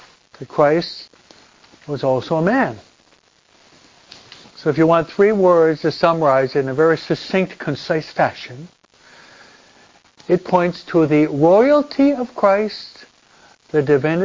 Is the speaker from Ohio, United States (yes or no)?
no; Michigan, United States; also born or lived in New York; we're from Michigan